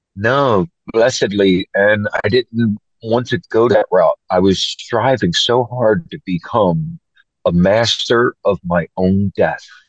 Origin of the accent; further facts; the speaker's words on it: Philadelphia, Pennsylvania, United States; moved away as an adult; also born or lived in Oregon; now in United Kingdom; I grew up in Philadelphia, Pennsylvania